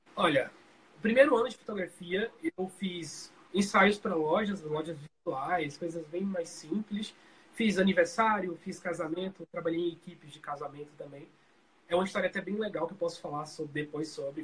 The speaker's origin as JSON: {"language": "Portuguese", "town": "Colônia Leopoldina", "region": "Alagoas", "country": "Brazil", "tie": "born or raised there", "lives_now": "Maceió, Brazil", "said": "Eu sou natural de, do interior de, de, de Alagoas, ou seja, Colônia Leopoldina, mas eu moro aqui em Maceió há uns 15 anos"}